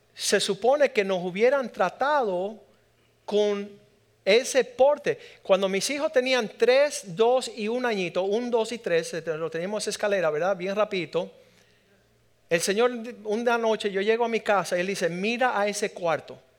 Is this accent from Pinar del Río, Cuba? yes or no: yes; Pinar del Río, Cuba; aquellos que venimos de Pinar del Río somos un poco acomplejados